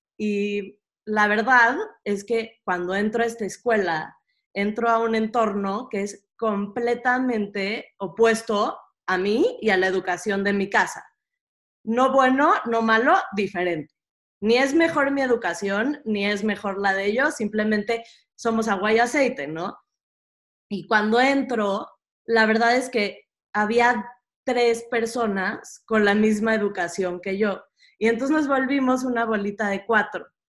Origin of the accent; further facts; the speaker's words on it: Mexico City, Mexico; yo nací en la Ciudad de México, este, en una comunidad bastante chica y bastante cerrada, con una mentalidad muy cerrada. Natalia y yo las dos crecimos en la misma comunidad